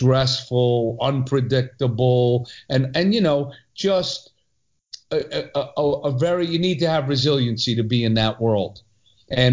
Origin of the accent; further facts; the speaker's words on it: New York City, New York, United States; also born or lived in Long Island; born in New York City, raised till second grade in Long Island. And then we did a reverse commute and somehow ended up growing up in Brooklyn.